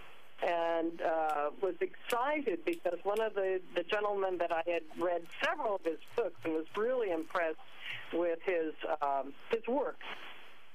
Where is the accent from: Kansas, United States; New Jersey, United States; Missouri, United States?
Kansas, United States; Leavenworth; moved away as an adult; also born or lived in Ellensburg, Washington; I was raised in Leavenworth, Kansas.